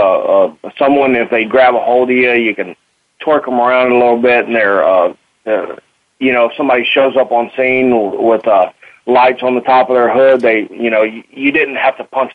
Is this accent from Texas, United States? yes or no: yes; Texas, United States; accent: Texas twang; moved away as an adult; I was born in Texas, and I went to the Marine Corps and went around the world, and I came back to Texas, so the accent kind of stuck